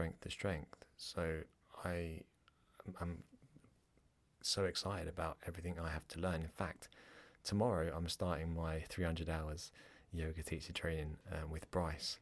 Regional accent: England, United Kingdom; accent: English; moved away as an adult; now in Ireland; I have an English accent. I was born in England. My parents are Irish. And when I grew up, I was pretty naughty in school.

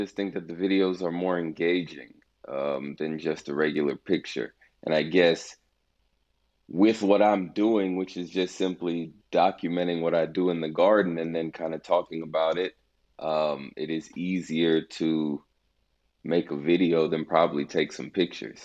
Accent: Houston, Texas, United States; I'm from Houston. I live in Houston now, at least. Raised here

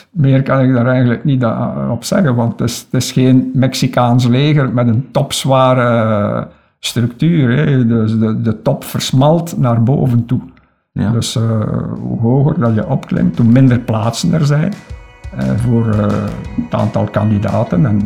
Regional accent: Kindu, Maniema, DR Congo; also born or lived in Lokandu / Bukavu; Ik heb gans mijn kindertijd in Congo doorgemaakt en ik eh, was zes jaar toen ik intern werd in het college in Bukavu. Eh, wij woonden toen in Kindu en in Lokandu

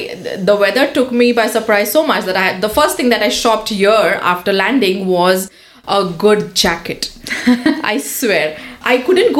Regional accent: India; moved away as an adult; now in Sault Ste. Marie, Canada; I'm from India

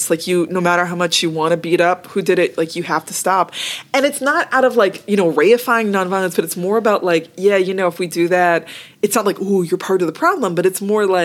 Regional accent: Massachusetts, United States; moved away as an adult; also born or lived in Toronto / Oakland / New York / Queens; now in Seattle, United States; I grew up in Massachusetts.

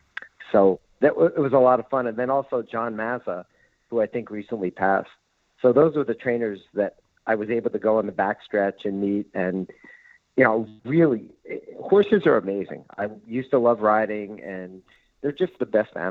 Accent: New Jersey, United States; moved away as an adult; also born or lived in New York; now in California, United States; I'm from New Jersey, grew up in New Jersey, then after college spent a lot of time in New York

